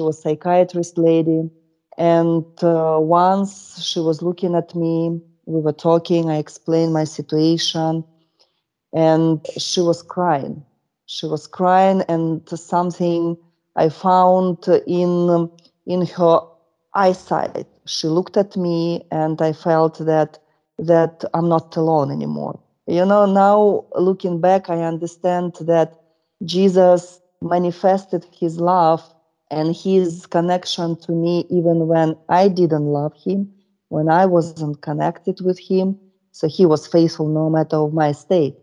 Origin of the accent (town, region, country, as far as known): Russia; born or raised there; English is a second language